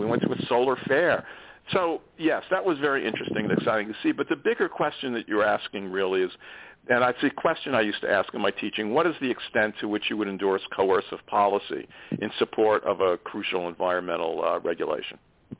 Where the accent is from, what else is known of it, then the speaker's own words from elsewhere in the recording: New York City, New York, United States; born there; I was born in New York City to Russian Jewish immigrants. I greatly value my Jewish heritage, although I'm a very secular Jew, and I'm more comfortable with people from that background.